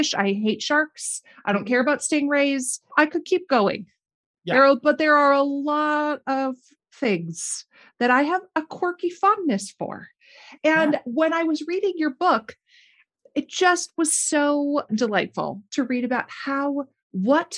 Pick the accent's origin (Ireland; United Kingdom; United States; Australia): United States; Minnesota; I grew up in Minnesota